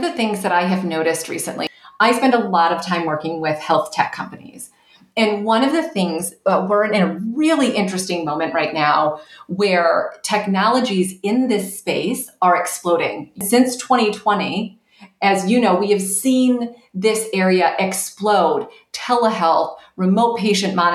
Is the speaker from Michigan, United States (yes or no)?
yes; right outside of Detroit, Michigan, United States; I grew up in Michigan, right outside of Detroit